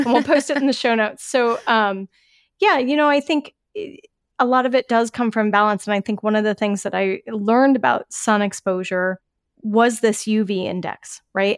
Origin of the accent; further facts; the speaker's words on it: Colorado, United States; where I grew up in Colorado